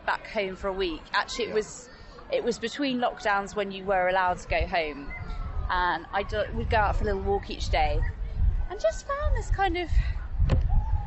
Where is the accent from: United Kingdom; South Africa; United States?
United Kingdom; Hemel Hempstead, East of England; in the beautiful commuter town of Hemel Hempstead.